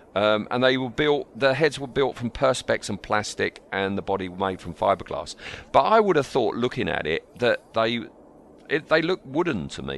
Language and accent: English; Ryarsh, South East England, United Kingdom; It's Ryarsh. That's the village I was born in Kent